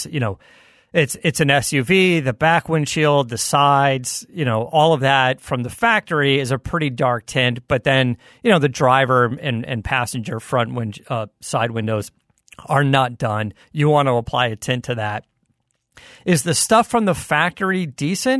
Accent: Arizona, United States; I grew up in Arizona

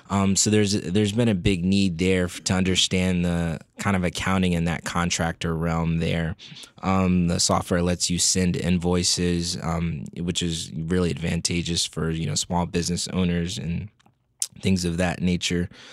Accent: Fairfax, Virginia, United States; I grew up not too far out of the headquarter, from the headquarters of the Motley Fool in, uh, Northern Virginia, the Fairfax area

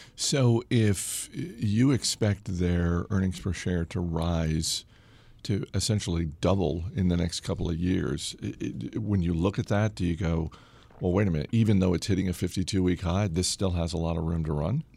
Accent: Maine, United States; moved away; also born or lived in Boston; I'm from Maine

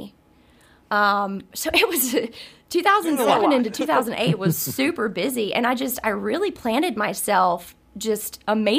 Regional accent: North Carolina, United States; moved away; also born or lived in London, England; I'm not from there. I'm from North Carolina, but I'd lived there for many years and had just moved back to the States

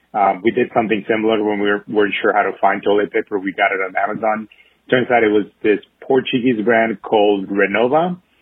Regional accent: Mexico; now in New York, United States; because I grew up in Mexico

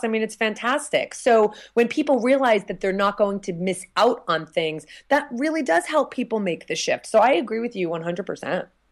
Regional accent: New Jersey, United States; moved away; I'm from New Jersey originally

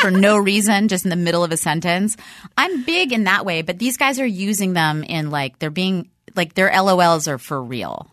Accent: Dallas, Texas, United States; moved away; I'm from Dallas originally

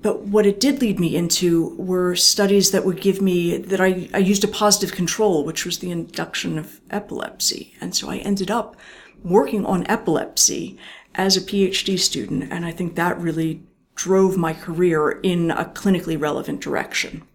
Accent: outside of Philadelphia, Bucks County, Pennsylvania, United States; i grew up outside of philadelphia

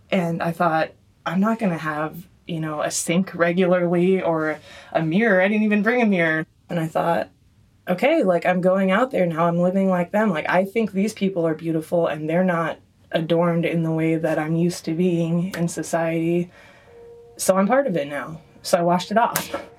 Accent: Bay Area, California, United States; also born or lived in Austria; I grew up here in the Bay Area, but my mom is from Austria

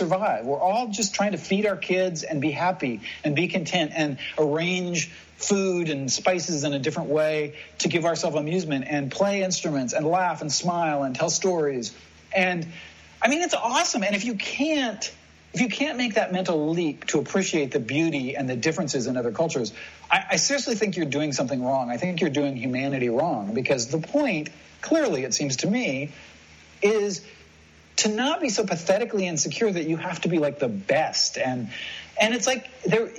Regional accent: United States; moved away; as an American

